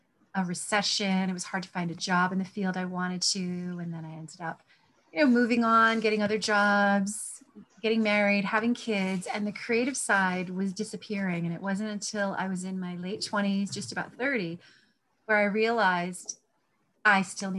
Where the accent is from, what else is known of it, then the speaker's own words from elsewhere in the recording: Glocester, Rhode Island, United States; I was born and raised in Gloucester, Rhode Island, out in the woods